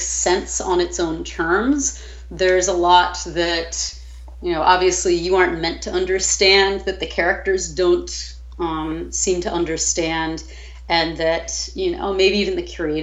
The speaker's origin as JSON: {"language": "English", "region": "New York", "country": "United States", "moved": "yes", "lives_now": "New Orleans, United States", "said": "I'm originally from New York"}